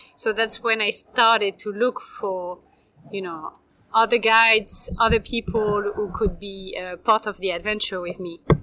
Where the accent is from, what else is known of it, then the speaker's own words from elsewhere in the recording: Bordeaux, Nouvelle-Aquitaine, France; moved away as an adult; I'm originally from Bordeaux, I grew up here, but I lived uh, far away from Bordeaux for 13 years.